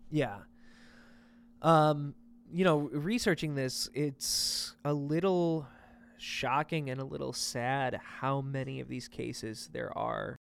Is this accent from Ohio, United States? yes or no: yes; town next to Kent, Ohio, United States; Kent is the, the town next to my hometown